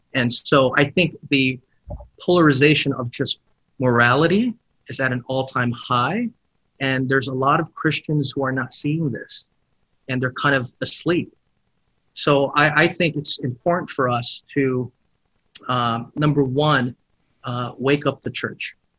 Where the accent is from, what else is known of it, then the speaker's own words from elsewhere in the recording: Philippines; now in United States; I grew up in the Philippines and I came here